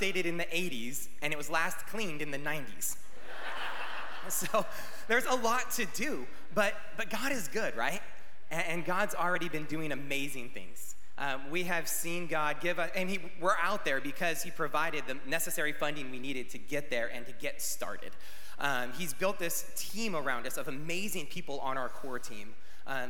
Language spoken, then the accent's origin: English; California, United States; now in Arizona, United States; We're from California